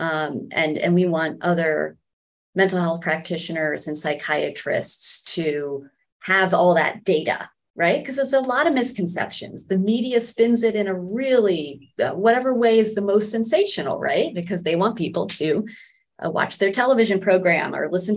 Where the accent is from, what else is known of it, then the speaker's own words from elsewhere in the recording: New York, United States; I am a New Yorker.